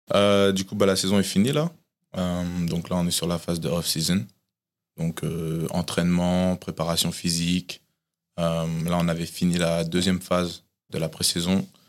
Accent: Tours, Centre-Val de Loire, France; moved away as an adult; now in United States; je suis né à Tours et du coup, j'ai grandi à Tours

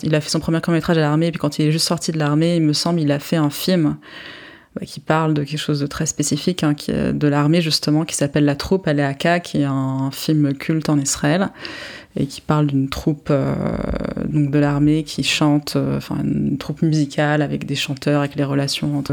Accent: Paris, Île-de-France, France; also born or lived in England / United States; je suis franco-israélienne. Je suis née à Paris de parents israéliens

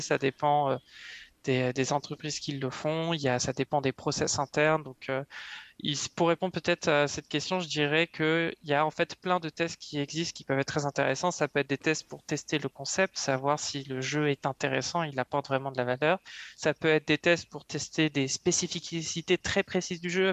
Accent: Yvelines, Île-de-France, France; moved away as an adult; now in Montreal, Canada; je viens euh, des Yvelines, donc à l'ouest parisien.

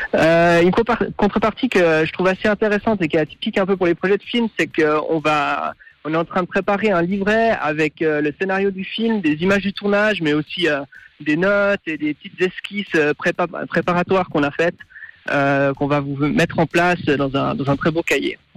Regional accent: Fribourg, Switzerland; moved away; also born or lived in London / Paris; j'ai grandi à Fribourg, mais j'ai aussi vécu un moment à Londres et à Paris

